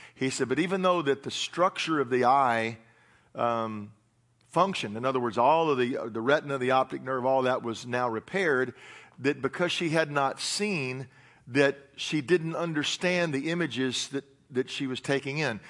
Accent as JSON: {"language": "English", "region": "Tennessee", "country": "United States", "said": "I'm from Tennessee"}